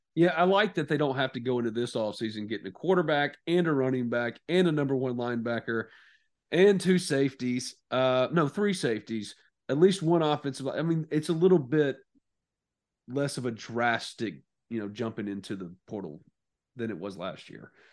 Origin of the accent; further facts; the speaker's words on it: New Albany, Mississippi, United States; my hometown right now, New Albany.